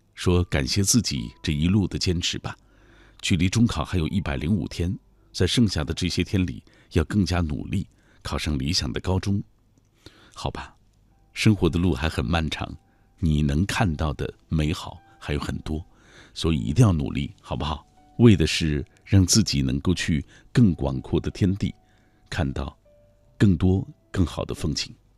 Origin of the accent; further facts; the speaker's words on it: Xinjiang, China; moved away as an adult; also born or lived in Changji / Dushanzi / Karamay; 过去我修车，在故乡新疆啊